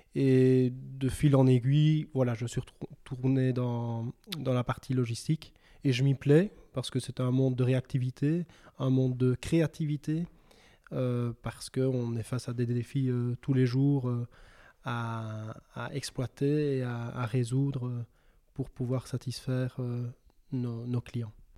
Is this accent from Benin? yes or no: no; Belgium; moved away as an adult; also born or lived in Louvain-la-Neuve; je suis originaire euh, du village des Aouirs, le même que, que, Philippe